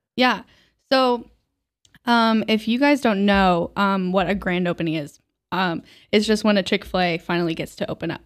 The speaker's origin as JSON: {"language": "English", "town": "Omaha", "region": "Nebraska", "country": "United States", "tie": "born or raised there", "moved": "yes", "lives_now": "Buffalo, United States", "said": "I'm actually originally from Nebraska"}